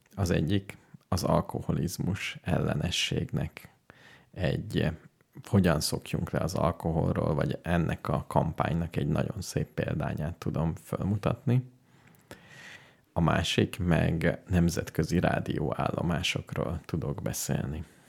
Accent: Hungary; mint magyarok

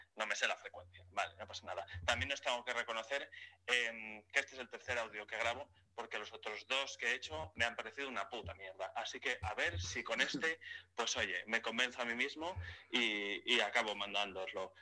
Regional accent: Spain; como eurofan, como español

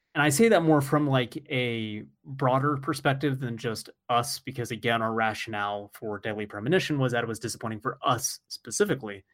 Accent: United States; I'm American

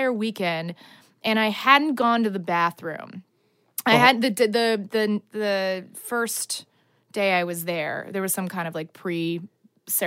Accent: Dallas, Texas, United States; now in Los Angeles, United States; Grew up in Dallas

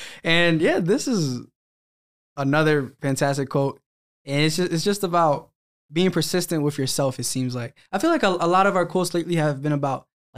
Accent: Philadelphia, Pennsylvania, United States; I'm from Philly.

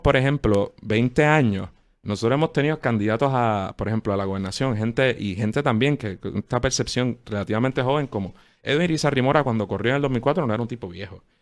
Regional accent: Puerto Rico

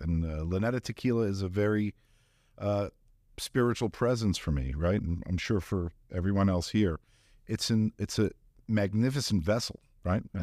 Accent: Dalton, Georgia, United States; also born or lived in Atlanta, Georgia; from Dalton, Georgia, from Northwest Georgia

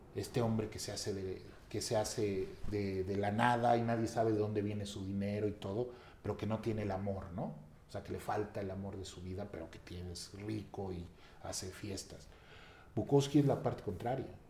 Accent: Mexico; como mexicanos

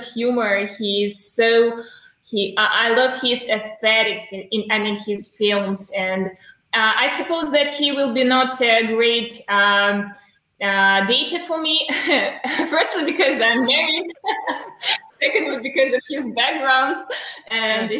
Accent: Belarus; Originally, I'm from Belarus, and right now I'm in Belarus, Minsk

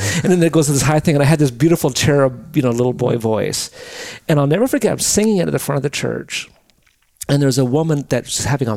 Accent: Drumheller, Alberta, Canada; also born or lived in Calgary; My dad moved to Drumheller, Alberta when I was 6.

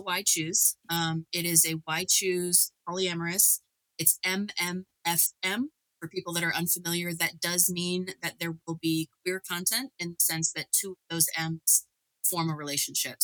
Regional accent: Northern Kentucky, United States; I grew up in Kentucky, Northern Kentucky

